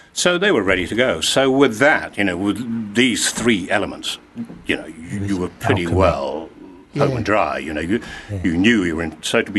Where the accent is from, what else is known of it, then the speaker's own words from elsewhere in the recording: Glasgow, Scotland, United Kingdom; I was born in Glasgow, yes. Oh, and okay, so we left there when I was a kid, went back.